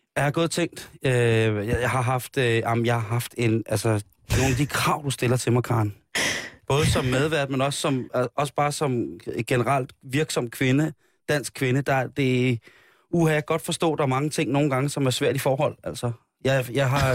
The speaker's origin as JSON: {"language": "Danish", "country": "Denmark", "said": "Jeg er jo dansker"}